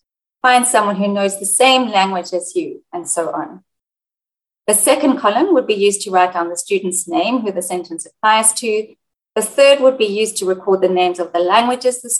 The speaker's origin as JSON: {"language": "English", "town": "Sydney", "region": "New South Wales", "country": "Australia", "also_born_or_lived": "South Africa / Egypt / United Kingdom", "said": "I'm a teacher and researcher from Sydney, Australia, but I've worked as a language teacher in South Africa, Egypt, and the United Kingdom"}